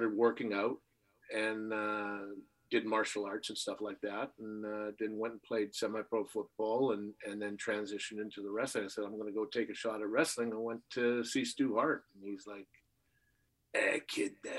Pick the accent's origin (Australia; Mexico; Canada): Canada; as a little kid growing up in Canada